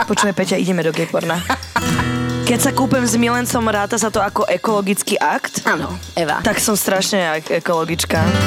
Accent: Slovakia; lebo som Slovenka.

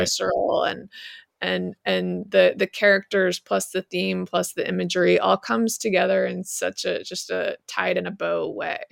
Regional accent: Utah, United States; I grew up in Utah

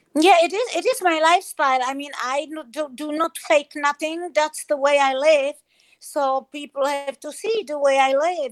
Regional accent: Germany; English is a second language; also born or lived in Czech Republic; now in Spain; I grew up in Germany

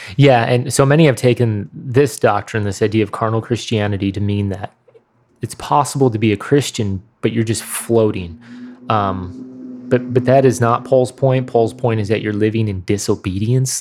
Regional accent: Midwest, United States; accent: Midwestern; mine was clearly the strongest Midwestern accent

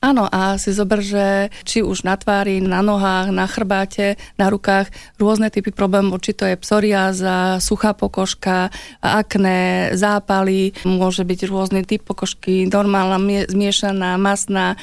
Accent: Slovakia; ja ako Slovenka, žijúca v tomto pásme

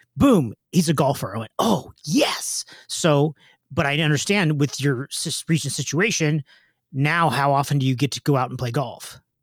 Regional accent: Southern California, United States; I'm from Southern California

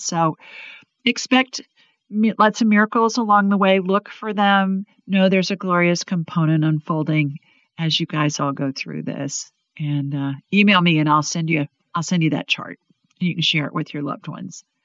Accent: Ohio, United States; now in Alabama, United States; I grew up in Ohio, and when I was little, we used to get so worried if it wasn't going to snow

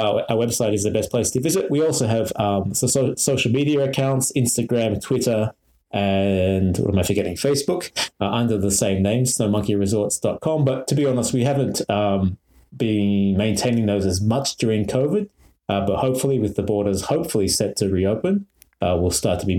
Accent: Melbourne, Victoria, Australia; moved away as an adult; also born or lived in Niigata, Japan; now in Nagano, Japan; I'm originally from Melbourne, Australia

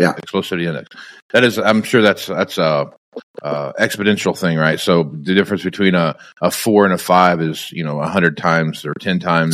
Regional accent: Kansas, United States; growing up in Kansas where it could be 105 degrees during the day

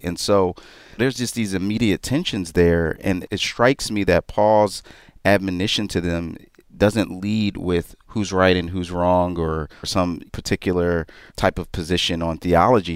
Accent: Philadelphia, Pennsylvania, United States; now in New York, United States; I am from Philadelphia

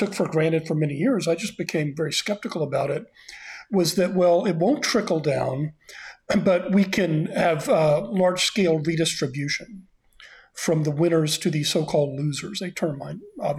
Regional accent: Austin, Texas, United States; moved away as an adult; I moved back to my hometown of Austin, Texas, to teach at my alma mater, the University of Texas, in 2017, and I'm staying in Austin

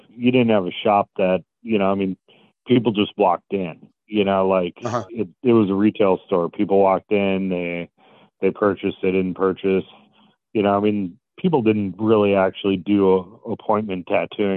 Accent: Wisconsin, United States; moved away; I grew up in Wisconsin

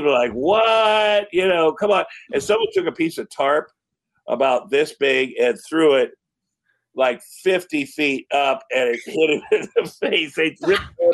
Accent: Iowa, United States; I'm from Iowa

